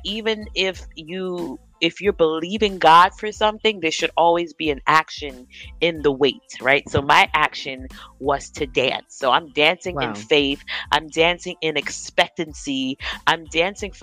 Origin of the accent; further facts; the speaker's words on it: New York, United States; I am from New York. I live in New York, but my background, my late father was from Ghana, West Africa.